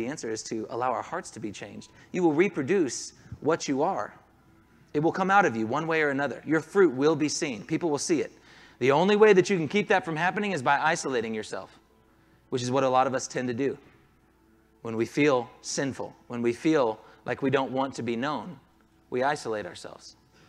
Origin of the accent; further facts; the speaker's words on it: Southern US, United States; There are some people in here who, yes, were even raised in the North. I'm from the South.